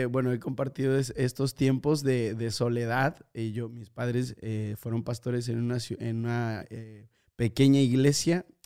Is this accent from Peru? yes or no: no; Spain; la verdad que mi infancia en, en España, bueno, mi, mi adolescencia mi infancia en, España no fue tan...